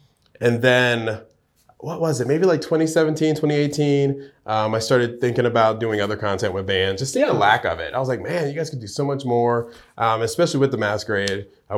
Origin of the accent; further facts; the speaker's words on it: New York, United States; now in Georgia, United States; I'd have to think pretty hard, but I'm originally from New York.